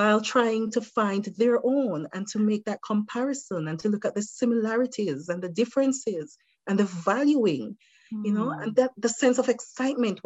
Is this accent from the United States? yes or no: no; Jamaica; moved away as an adult; now in Ashcroft, Canada; They know I'm Jamaican